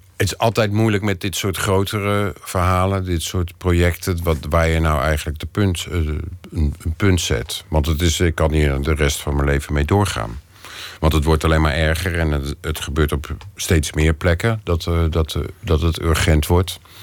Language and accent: Dutch; Netherlands; ik ben gewoon Nederlander